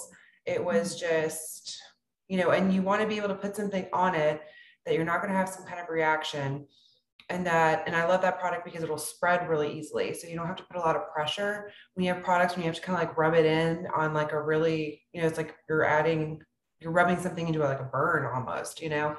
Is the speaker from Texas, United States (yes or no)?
yes; South Texas, United States; I grew up in South Texas, where many men aren't as tall as I am